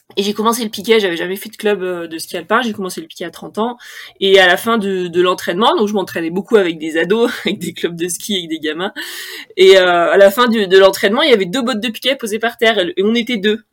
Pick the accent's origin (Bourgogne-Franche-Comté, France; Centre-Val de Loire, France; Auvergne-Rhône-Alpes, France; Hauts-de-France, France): Auvergne-Rhône-Alpes, France; Haute-Savoie; J'ai grandi en Haute-Savoie